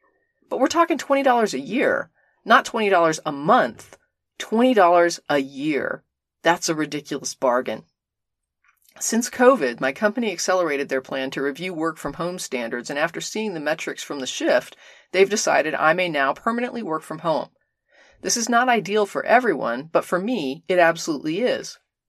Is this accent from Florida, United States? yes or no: yes; Orlando, Florida, United States; not unlike the one I grew up in Orlando.